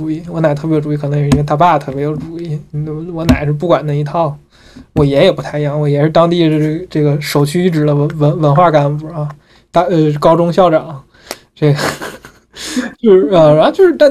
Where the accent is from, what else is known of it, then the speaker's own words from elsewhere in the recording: Hebei, China; 我们家我是我是河北人，我们家老家河北，也不是在河北，我们家是在河北，在天津的飞地，非常的酷哈。我们家这地地地属天津境内，但人算河北人